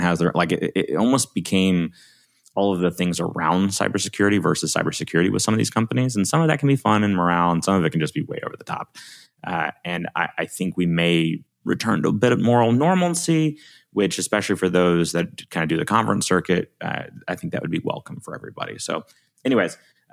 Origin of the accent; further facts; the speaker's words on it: Alabama, United States; accent: Southern; I'm from Alabama